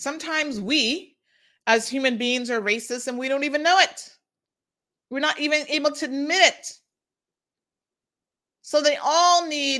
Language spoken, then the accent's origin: English; Jamaica; moved away as an adult; You give everybody a voice, including me as a Jamaican, an expat worker.